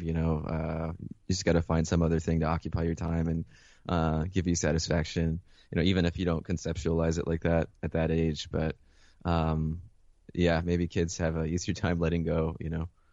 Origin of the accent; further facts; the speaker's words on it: Mount Vernon, New York, United States; also born or lived in Caracas, Venezuela / Philadelphia; And then I moved uh, with my mother to Mount Vernon, which is where she grew up